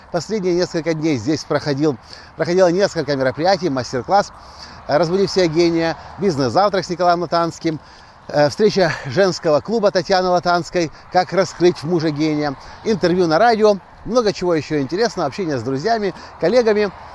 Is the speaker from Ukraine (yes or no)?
yes; Ukraine; Я приехал из Украины сюда, как турист, как бизнесмен, предприниматель